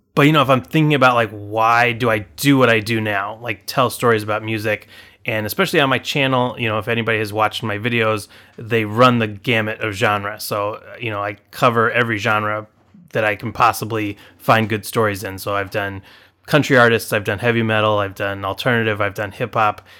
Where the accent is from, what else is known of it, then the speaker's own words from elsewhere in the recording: Anaheim, California, United States; moved away as an adult; also born or lived in Illinois; now in Chicago, United States; I grew up in Anaheim, California.